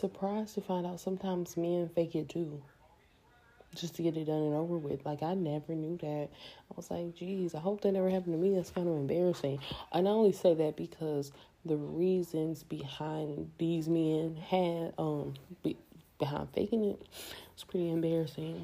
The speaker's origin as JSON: {"language": "English", "country": "United States", "said": "I'm American"}